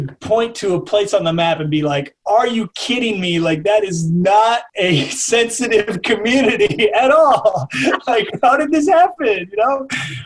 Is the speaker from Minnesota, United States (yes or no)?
yes; St. Paul, Minnesota, United States; I grew up in St. Paul and I ended up going to like suburban schools